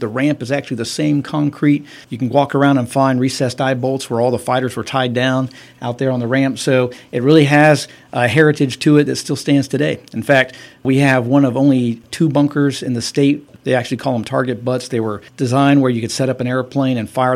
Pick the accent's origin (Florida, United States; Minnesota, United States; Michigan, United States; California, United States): Florida, United States; Central; moved away as an adult; now in Thomasville, United States; I grew up in Central Florida